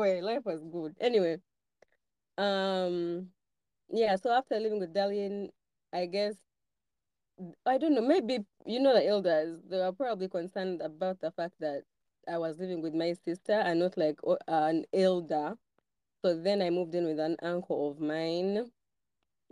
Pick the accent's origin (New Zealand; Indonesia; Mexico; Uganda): Uganda; Kampala; I was born in Kampala